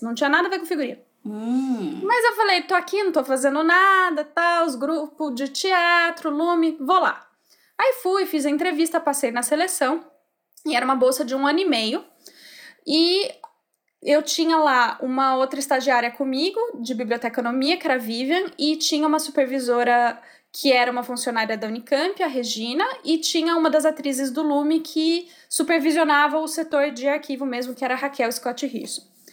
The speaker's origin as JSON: {"language": "Portuguese", "town": "Campinas", "region": "São Paulo", "country": "Brazil", "tie": "born or raised there", "said": "eu cresci em Barão Geraldo, eu sou dessa terra"}